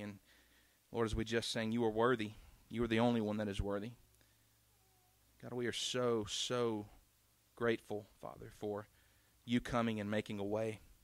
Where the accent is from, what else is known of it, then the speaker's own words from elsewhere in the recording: South Carolina, United States; we grew up in South Carolina